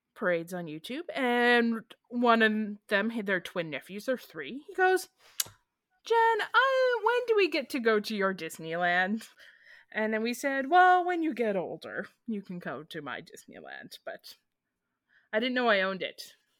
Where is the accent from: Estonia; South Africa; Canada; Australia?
Canada; as Canadians